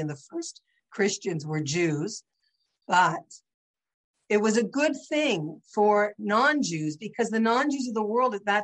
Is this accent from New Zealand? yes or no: no; St. Catharines, Ontario, Canada; I grew up in St. Catharines, probably the only Jewish house on the street